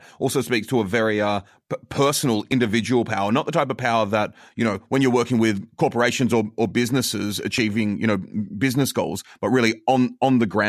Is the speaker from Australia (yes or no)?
yes; Australia; now in United States; I'm an Australian living in the United States most of the year round, so that I have to like put on a fake American accent